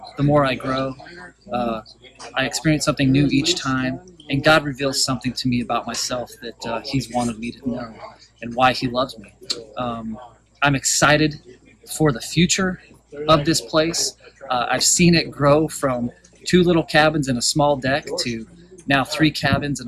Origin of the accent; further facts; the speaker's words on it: Colorado, United States; moved away as an adult; now in Mississippi, United States; I'm originally from Colorado and moved to Mississippi in 2005.